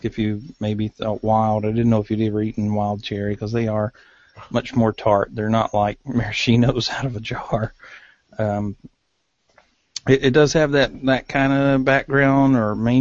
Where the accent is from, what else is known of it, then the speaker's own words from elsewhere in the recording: United States; accent: hillbilly; my hillbilly accent